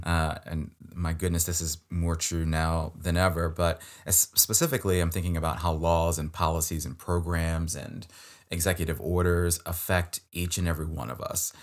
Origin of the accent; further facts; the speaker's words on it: Maryland, United States; I'm from Maryland, like, this is my home state